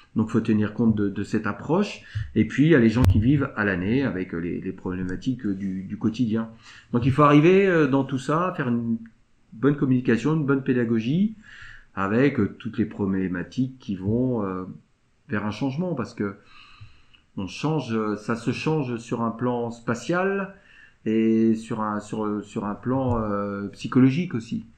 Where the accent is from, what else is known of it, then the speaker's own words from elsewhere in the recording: Saint-Lunaire, Brittany, France; also born or lived in Pleurtuit; je suis natif de Saint-Lunaire, je n'ai pas toujours habité à Saint-Lunaire. Je suis revenu en 2014